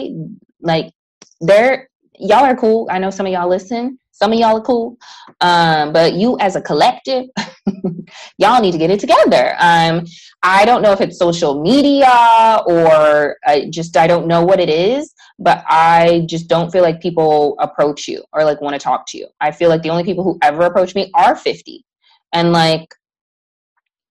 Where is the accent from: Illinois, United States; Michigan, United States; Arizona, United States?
Illinois, United States; Chicago; moved away; We're both from Chicago